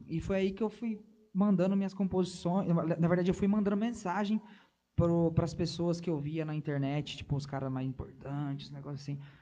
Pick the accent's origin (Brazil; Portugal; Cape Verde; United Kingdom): Brazil; Pindamonhangaba, São Paulo; Eu sou do interior de São Paulo, Pindamonhangaba, nascido e crescido em Pindamonhangaba